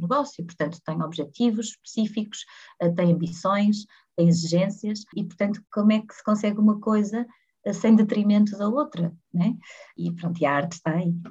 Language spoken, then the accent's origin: Portuguese; Porto, Norte, Portugal; nascida e criada no Porto